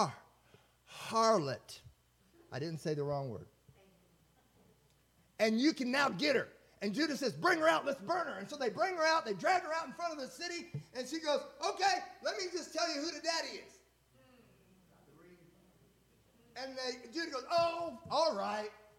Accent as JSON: {"language": "English", "region": "Indiana", "country": "United States", "moved": "yes", "lives_now": "Texas, United States", "said": "I'm from Indiana"}